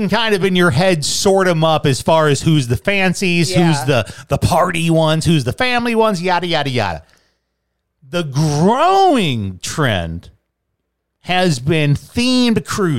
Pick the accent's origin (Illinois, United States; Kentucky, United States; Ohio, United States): Kentucky, United States; Fort Knox; I'm an American citizen. Do you know I was born on Fort Knox?